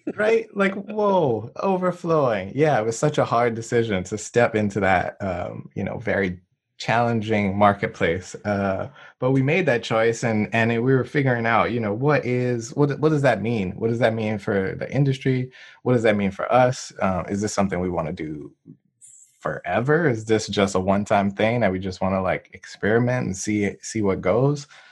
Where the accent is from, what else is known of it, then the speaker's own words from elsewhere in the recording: New Orleans, Louisiana, United States; now in Durham, United States; we're both from New Orleans.